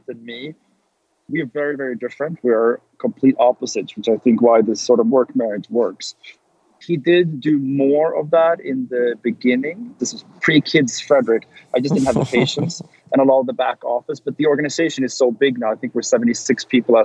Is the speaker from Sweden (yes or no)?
yes; Sweden; moved away as an adult; now in Los Angeles, United States; I came from Sweden